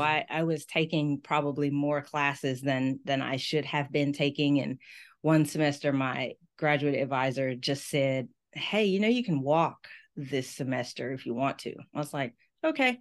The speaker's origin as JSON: {"language": "English", "town": "Memphis", "region": "Tennessee", "country": "United States", "tie": "born or raised there", "also_born_or_lived": "Miami / Washington, D.C.", "moved": "as an adult", "said": "the University of Memphis, my hometown school"}